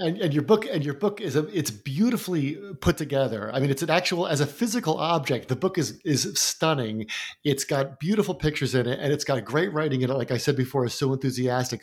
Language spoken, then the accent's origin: English; New Jersey, United States; I'm in New Jersey. I grew up in New Jersey